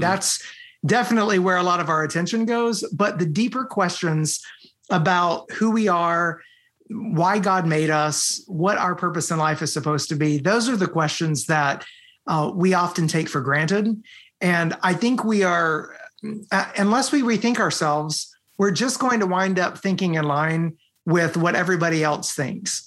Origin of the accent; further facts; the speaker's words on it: United States; moved away as an adult; also born or lived in Romania; I'm born here in the United States